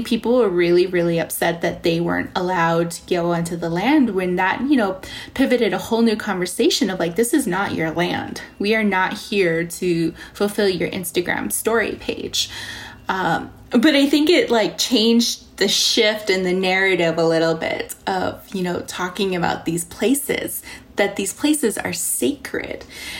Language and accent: English; Navajo Nation, United States; So I come from the Navajo Nation, and, you know, we have some fantastic places out there, you know, like Antelope Canyon and all of these beautiful, you know, Monument Valley